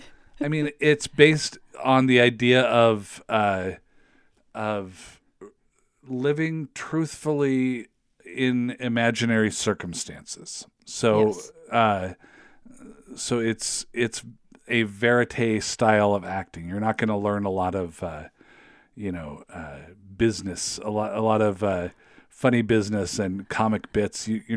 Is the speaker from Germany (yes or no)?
no; West Coast, United States; I don't think I'd ever been east of like Iowa in my life. You know, I grew up on the West Coast.